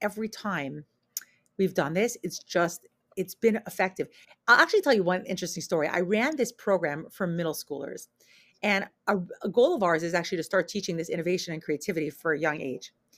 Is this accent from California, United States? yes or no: no; New York, United States; moved away as an adult; also born or lived in Israel; now in Portland, United States; I'm originally from New York